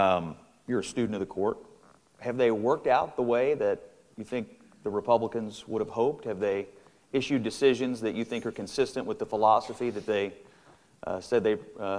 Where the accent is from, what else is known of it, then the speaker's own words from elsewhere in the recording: Dawson Springs, Kentucky, United States; moved away; my hometown of Dawson Springs